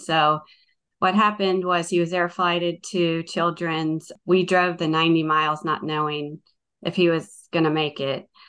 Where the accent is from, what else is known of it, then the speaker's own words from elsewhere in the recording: Northern Virginia, United States; moved away as an adult; now in Watkinsville, United States; I'm from Northern Virginia. I grew up in Northern Virginia